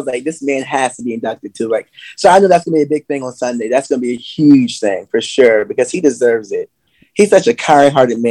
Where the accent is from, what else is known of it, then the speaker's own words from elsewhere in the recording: Salisbury, Maryland, United States; I'm from Maryland